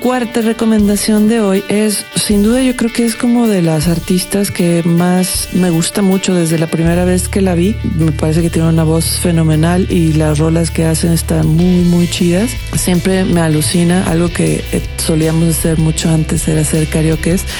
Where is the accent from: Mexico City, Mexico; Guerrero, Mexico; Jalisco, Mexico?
Jalisco, Mexico; yo soy de Jalisco